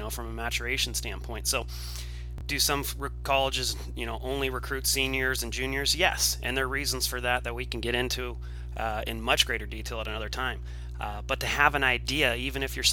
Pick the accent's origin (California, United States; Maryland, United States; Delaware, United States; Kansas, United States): California, United States; Southern; I'm from Southern California.